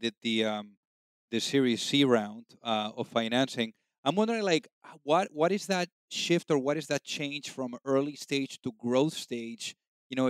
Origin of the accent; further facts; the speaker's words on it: Spain; I'm originally from Spain